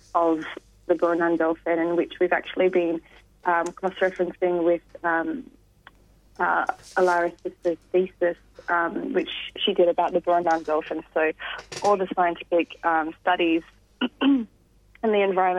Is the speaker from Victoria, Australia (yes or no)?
yes; Gippsland, Victoria, Australia; I grew up in Gippsland